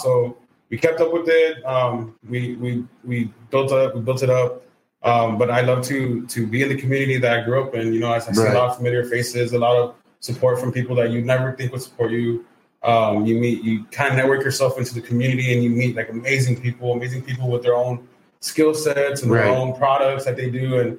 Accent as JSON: {"language": "English", "area": "Rio Grande Valley", "region": "Texas", "country": "United States", "tie": "born or raised there", "said": "I'm from Mexico, bro. I grew up and raised here in Mexico. Went to high school here."}